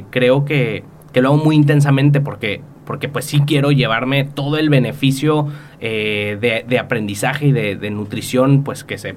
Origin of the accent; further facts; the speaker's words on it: Mexico; me van a traer un despacho de Las Vegas que va a venir y me va a decir cómo constituir mi empresa, como mexicano, qué puedo y qué no puedo hacer en Estados Unidos